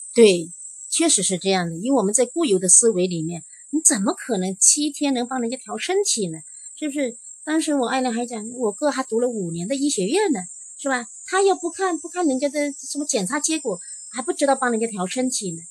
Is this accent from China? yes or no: yes; Jiangxi, China; moved away; 因为我也是江西的，呃，当时就回了一趟老家